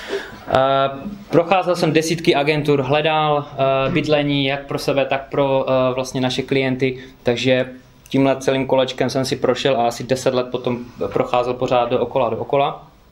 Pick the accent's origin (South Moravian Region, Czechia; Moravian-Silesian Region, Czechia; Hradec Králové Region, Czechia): Moravian-Silesian Region, Czechia; Karviná; moved away as an adult; also born or lived in United Kingdom; pocházím z Karviné